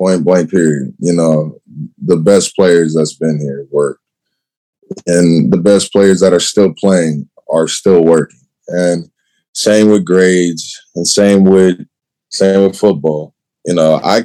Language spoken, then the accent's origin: English; Chicago, Illinois, United States; moved away; I'm from Chicago.